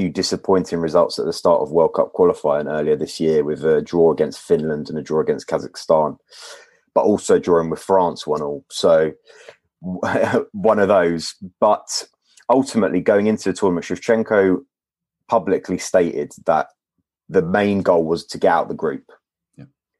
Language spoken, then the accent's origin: English; London, United Kingdom; Born and raised in London. Born in Wembley, actually.